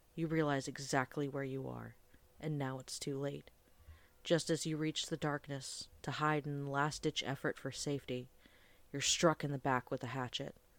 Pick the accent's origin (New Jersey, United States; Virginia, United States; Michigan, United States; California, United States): Virginia, United States; Fairfax County; I was born in Fairfax County